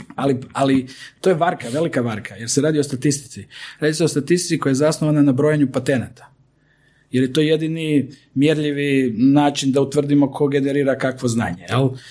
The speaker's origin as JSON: {"language": "Croatian", "country": "Croatia"}